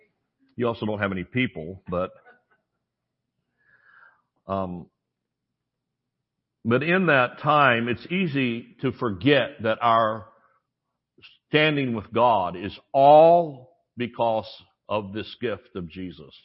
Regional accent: Thomasville, United States; I was born on Friday and mother took me to church in Thomasville

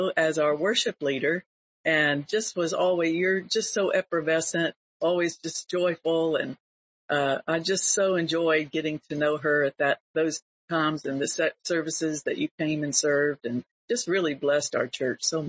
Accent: Panama City, Florida, United States; Bay County in Panama City, Florida, my hometown

